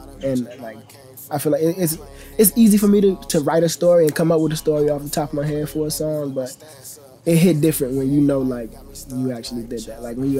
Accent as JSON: {"language": "English", "region": "South Carolina", "country": "United States", "tie": "born or raised there", "said": "South Carolina. It really depends on your personality, but for me, it's dope, man. Like, you got a lot of values that teach you, like, slow living, you know, that patience that teach you, you know, everybody teach you manners, everybody around there is hospitable for the most part."}